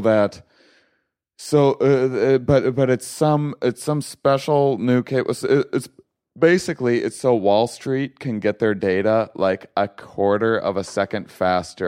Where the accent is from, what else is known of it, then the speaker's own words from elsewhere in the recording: La Crosse, Wisconsin, United States; in LaCrosse, Wisconsin, my hometown